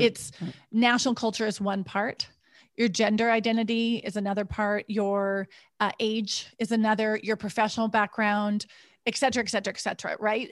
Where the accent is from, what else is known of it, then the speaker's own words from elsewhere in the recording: United States; moved away as an adult; also born or lived in Switzerland / Ouagadougou, Burkina Faso; when I moved to Switzerland, all of a sudden, my American identity was important, and I didn't, I didn't have an American identity in the U S